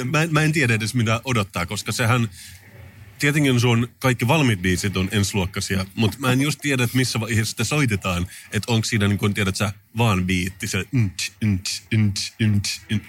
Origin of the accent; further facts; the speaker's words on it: Finland; mä oon suomenruotsalainen